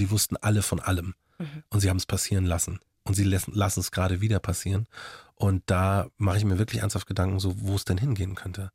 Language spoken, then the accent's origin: German; Markt Schwaben, Bavaria, Germany; accent: Bavarian; also born or lived in Munich; geboren bin ich in München und dann nach, bin ich in McDrum aufgewachsen